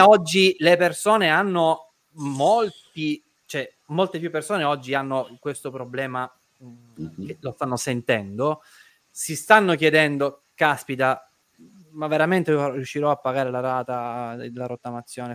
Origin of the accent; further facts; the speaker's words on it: Caltagirone, Sicily, Italy; io sono di Caltagirone